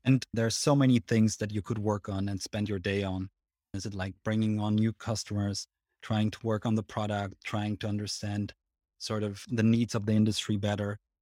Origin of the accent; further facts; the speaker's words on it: Switzerland; if you can tell from my accent, but I'm actually Swiss